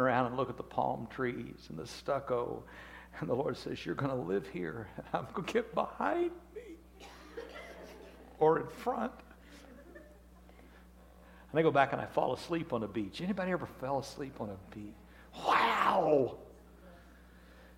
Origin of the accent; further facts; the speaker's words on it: Wichita, Kansas, United States; I'm from Wichita, Kansas